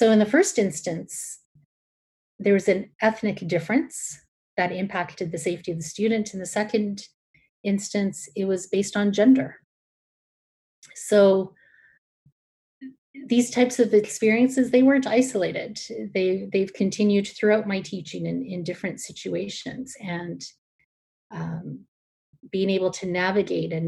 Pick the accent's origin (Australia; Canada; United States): Canada; Alberta; moved away as an adult; now in Toronto, Canada; I was born in Canada